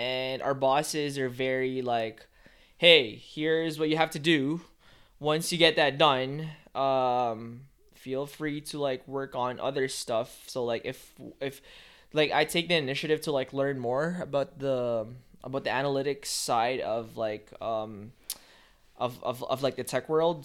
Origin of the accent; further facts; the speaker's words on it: Philippines; moved away; I grew up in the Philippines